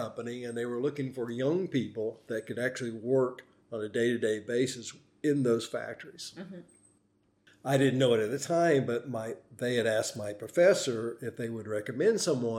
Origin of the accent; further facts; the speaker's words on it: North Carolina, United States; also born or lived in Tennessee / Indiana; Well, I was born in Tennessee, but that's not really where I feel like I grew up. I feel like North Carolina is my home. And we stayed in Tennessee until 64 when we moved up north to Indiana.